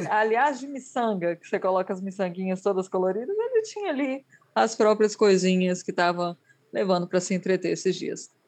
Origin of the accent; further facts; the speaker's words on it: Brazil; moved away; eu sou brasileira